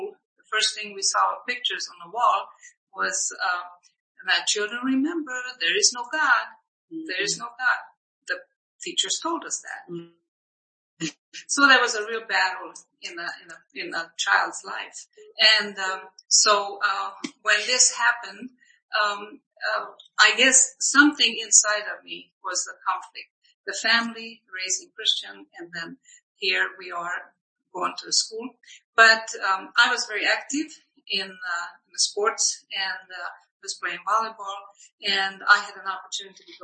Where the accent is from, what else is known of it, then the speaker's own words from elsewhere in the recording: Hungary; English is a second language; also born or lived in Vienna, Austria; now in United States; I was born and raised in Hungary, and it was a communist country at that time